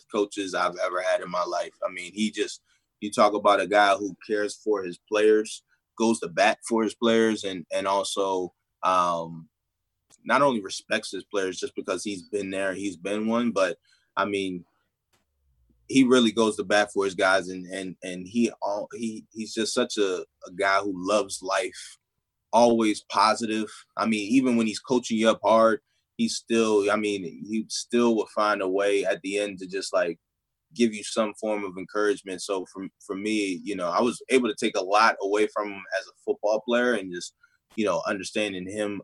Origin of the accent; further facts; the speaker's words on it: Baltimore, Maryland, United States; I'm from Baltimore